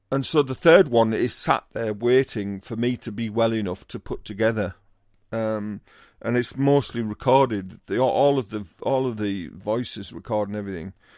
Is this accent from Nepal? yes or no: no; Teesside, North East England, United Kingdom; I'm from Teesside